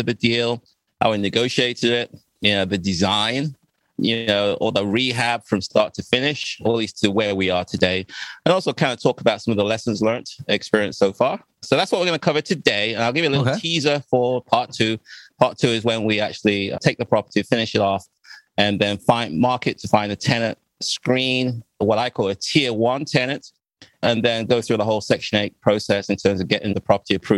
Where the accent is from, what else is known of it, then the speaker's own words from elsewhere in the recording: England, United Kingdom; moved away as an adult; also born or lived in Ghana; now in Washington, D.C., United States; I was born in Ghana, and then we left when I was 5 years old, we moved to England. And I lived in England for about 37 years ago when I came to the U.S.